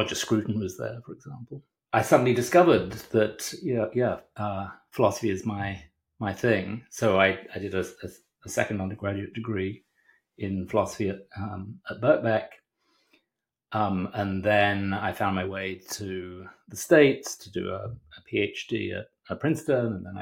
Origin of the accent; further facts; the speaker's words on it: Hemel Hempstead, East of England, United Kingdom; moved away; also born or lived in London; I grew up in Britain, in the wonderful town of Hemel Hempstead